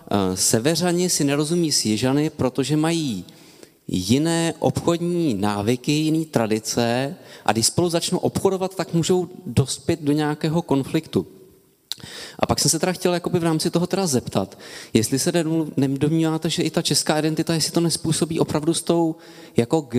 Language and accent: Czech; Czechia; tak mi připadá, že to důležitý je, protože bych tady navázal na pána, že si myslím, že ta Eh, že to důležité je kvůli tomu, že si vlastně, jak si ta e, národní identita rozumí jakoby poslepu